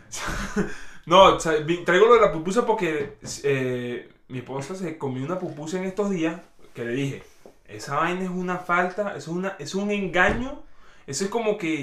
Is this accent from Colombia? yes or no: no; Venezuela; soy venezolano rajado